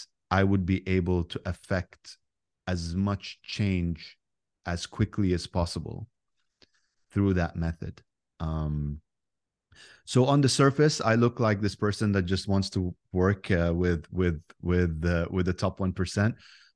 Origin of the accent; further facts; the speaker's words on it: Abu Dhabi, United Arab Emirates; But Dubai is just a city in the United Arab Emirates, and Abu Dhabi is actually the capital where I grew up. And when we grew up, it was just a big, powerful village